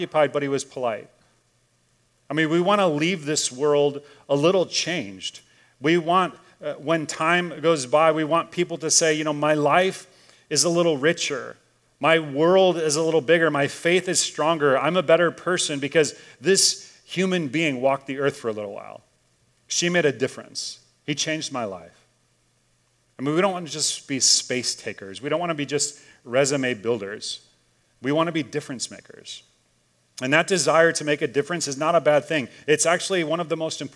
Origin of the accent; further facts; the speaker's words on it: Chicago, Illinois, United States; moved away; I grew up in Chicago